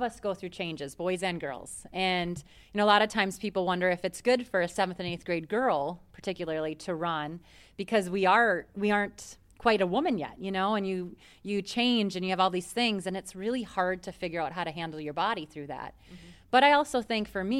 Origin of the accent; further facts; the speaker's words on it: Minnesota, United States; being Minnesotan